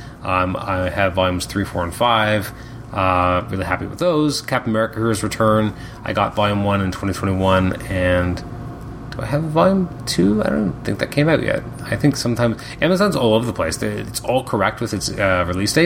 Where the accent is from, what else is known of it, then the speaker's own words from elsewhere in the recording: Canada; I'm Canadian